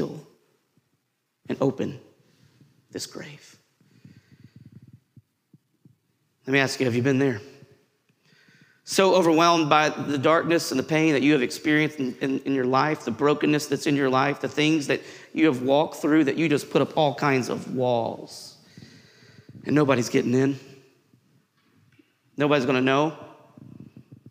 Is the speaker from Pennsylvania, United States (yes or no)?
no; Tennessee, United States; I grew up in Tennessee, and we went to Gatlinburg often for vacation